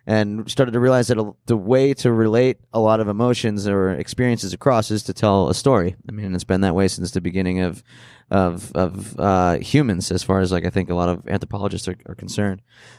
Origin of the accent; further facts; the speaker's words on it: Scranton, Pennsylvania, United States; You know, we grew up in Scranton.